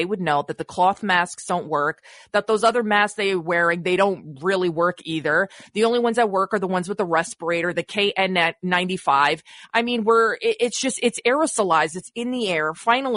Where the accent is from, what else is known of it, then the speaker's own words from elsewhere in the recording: Montenegro; moved away; I'm ethnic Albanian from Montenegro.